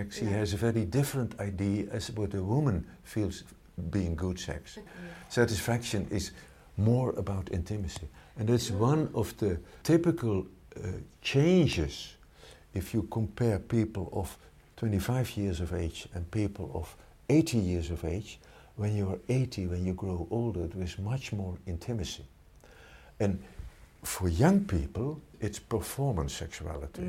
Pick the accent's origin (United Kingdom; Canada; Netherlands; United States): Netherlands; in the Netherlands, we are very open